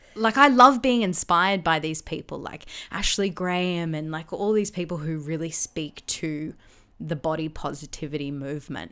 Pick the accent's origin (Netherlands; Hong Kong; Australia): Australia; Gold Coast, Queensland; growing up on the Gold Coast